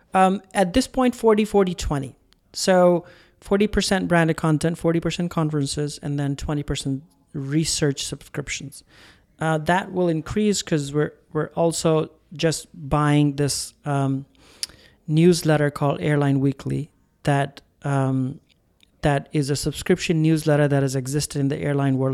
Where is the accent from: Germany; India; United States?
India; I'm Indian